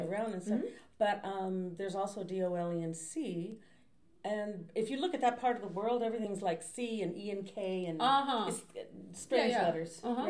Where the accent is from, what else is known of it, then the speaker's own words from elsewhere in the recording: Los Angeles, California, United States; Growing up in the 50s, you know, in the valley here, San Fernando Valley